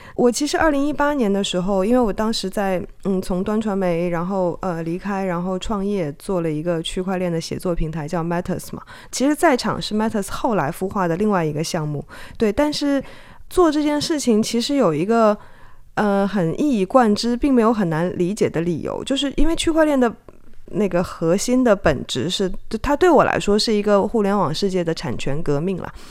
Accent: China; moved away as an adult; also born or lived in Hong Kong; now in Taiwan; 因为我是从中国大陆出生长大，然后到香港念大学跟做记者嘛

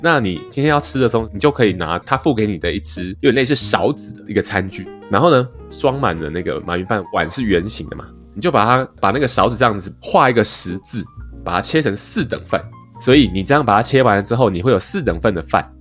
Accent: Taiwan; 对我们台湾人来讲也是

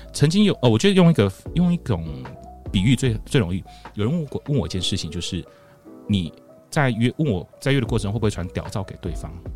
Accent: Taichung, Taiwan; 像我是台中人

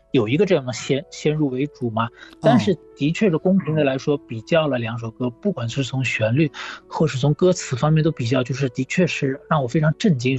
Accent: Shanghai, China; 上海，我是在上海长大的

